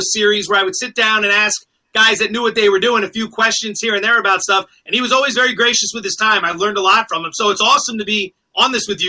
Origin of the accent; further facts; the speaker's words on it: Northeast, United States; moved away as an adult; I'm from the Northeast originally, but now I've, you know, been out West for a while.